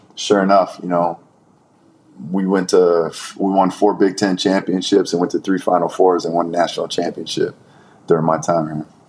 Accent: Brampton, Ontario, Canada; growing up in Brampton, coming out of Brampton

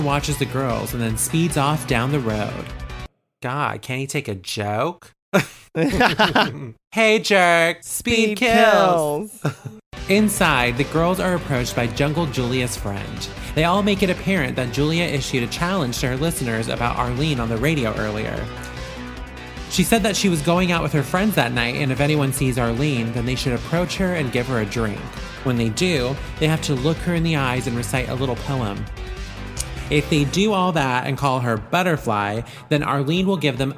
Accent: Vallejo, California, United States; now in Napa, United States; my hometown is from Vallejo

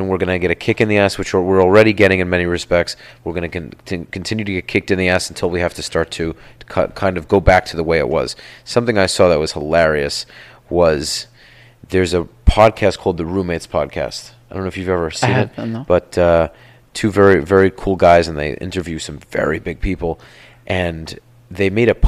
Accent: Florida, United States; I'm a Floridian

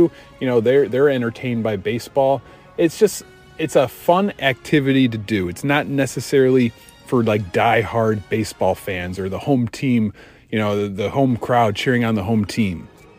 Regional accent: Chicago, Illinois, United States; Even growing up in Chicago

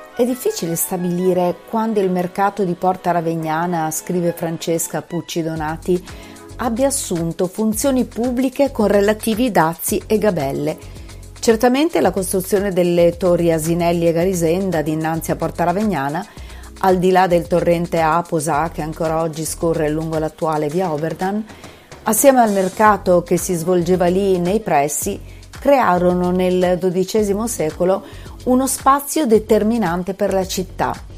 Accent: Bologna, Emilia-Romagna, Italy; da bolognese non cresciuta in centro

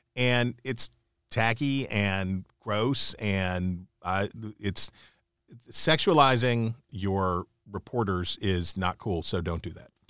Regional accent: Upper Ohio Valley, United States; I grew up in the Upper Ohio Valley.

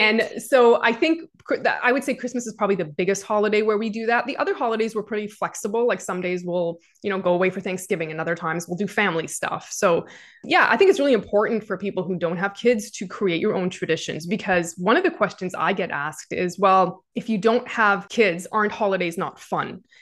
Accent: Canada; Even as a Canadian

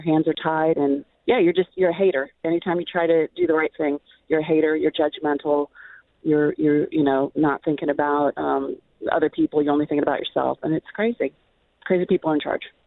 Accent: Northern Virginia, United States; also born or lived in Southern California / Quantico, Virginia; my husband and I grew up in Northern Virginia

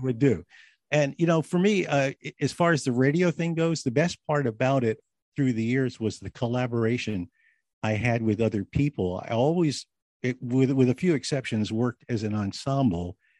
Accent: New Jersey, United States; also born or lived in Philadelphia, Pennsylvania; I was born in Philadelphia, raised right across the Delaware in South Jersey.

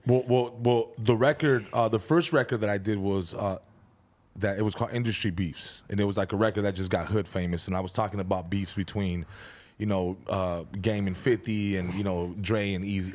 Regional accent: San Fernando, California, United States; also born or lived in Van Nuys; I was born in Van Nuys, grew up in San Fernando, uh, moved around, but for the most part, just kinda grew up in San Fernando

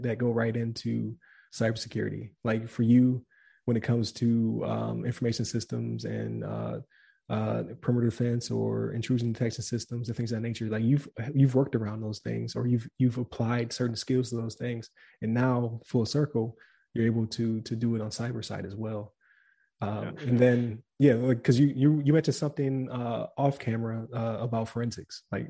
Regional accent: Buffalo, New York, United States; I'm from Buffalo

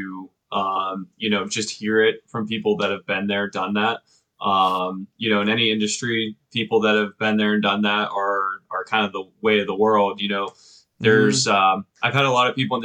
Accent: Pittsburgh, Pennsylvania, United States; also born or lived in Cleveland; I was born and raised in the Pittsburgh area

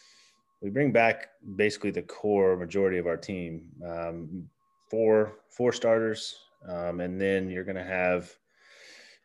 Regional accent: Cameron, Missouri, United States; also born or lived in St. Joseph, Missouri; I grew up in Cameron, just a little bit east of here.

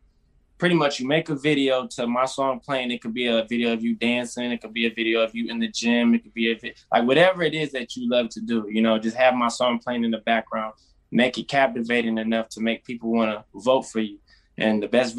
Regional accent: Toledo, Ohio, United States; I'm from Toledo, Ohio, and I'm an R&B singer

